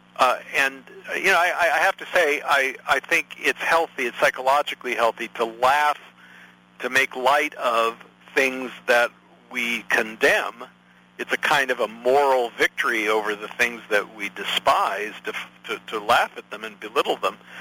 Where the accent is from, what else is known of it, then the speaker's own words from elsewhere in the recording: United States; I am an American citizen